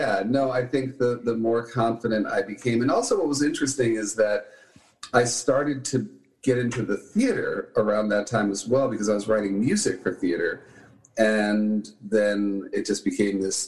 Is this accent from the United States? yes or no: yes; New York City, New York, United States; moved away; I'm a New Yorker. I'm a Manhattanite. And, yeah, I grew up there